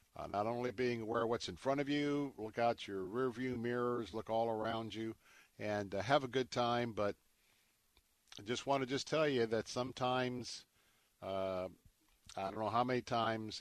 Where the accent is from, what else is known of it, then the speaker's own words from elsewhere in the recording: Tampa, Florida, United States; my hometown in Tampa